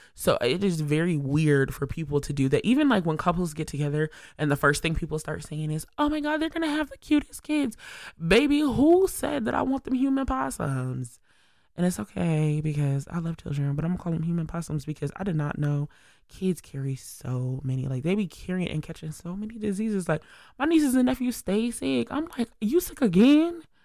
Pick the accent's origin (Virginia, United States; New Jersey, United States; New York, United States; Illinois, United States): New York, United States; Syracuse; I'm just a regular, regular, schmegular girl from upstate New York, S Y in the building. And it's like, I'm just from Syracuse